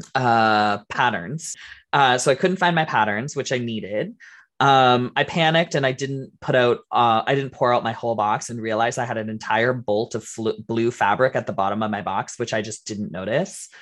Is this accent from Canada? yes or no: yes; Canada; we're Canadian